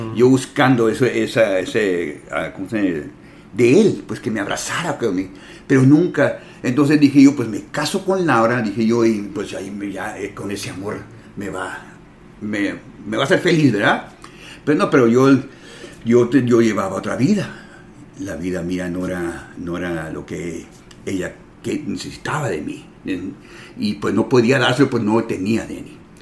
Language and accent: Spanish; San Diego, California, United States; somos de San Diego